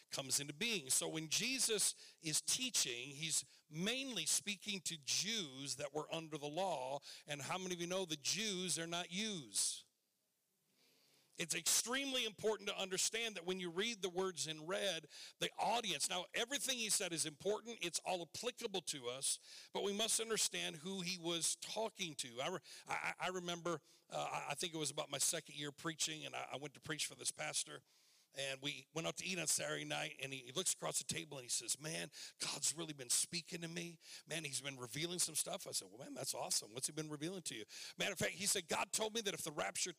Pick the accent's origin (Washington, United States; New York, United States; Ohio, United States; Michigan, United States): Michigan, United States; I was sitting in Michigan in my hometown